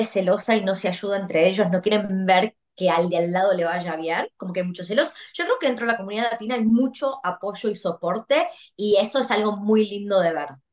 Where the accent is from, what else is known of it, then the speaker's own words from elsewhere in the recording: Argentina; now in Australia; siendo argentina